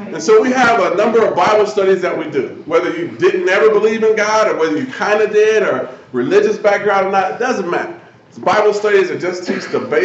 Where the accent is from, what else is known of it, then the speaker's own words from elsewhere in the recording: Omaha, Nebraska, United States; just a guy who was born and raised in Omaha, Nebraska